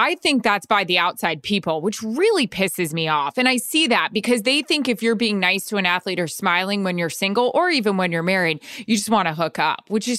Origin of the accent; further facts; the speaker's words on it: the South, United States; because I grew up in the South